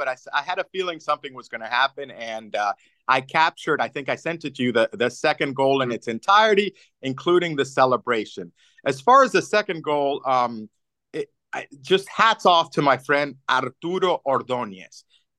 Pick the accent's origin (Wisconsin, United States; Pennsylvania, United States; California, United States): Pennsylvania, United States; Pittsburgh; I said, listen, I'm from Pittsburgh.